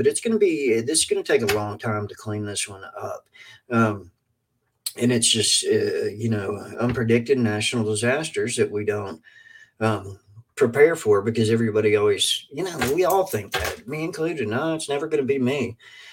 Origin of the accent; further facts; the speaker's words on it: Kentucky, United States; I am from Kentucky